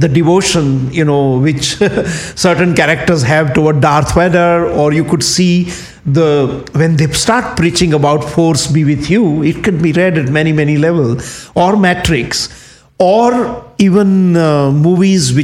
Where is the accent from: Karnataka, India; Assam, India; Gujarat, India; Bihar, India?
Gujarat, India; Kathiawar; moved away; when you grow up in Indian countryside, like the where I grew up in Kathiawad, which is in Gujarat